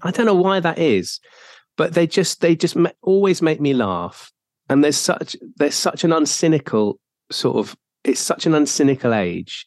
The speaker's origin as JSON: {"language": "English", "region": "South Wales", "country": "United Kingdom", "tie": "born or raised there", "said": "I grew up in South Wales."}